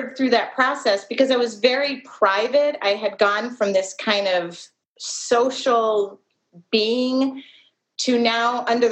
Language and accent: English; Midwest, United States; I'm from the Midwest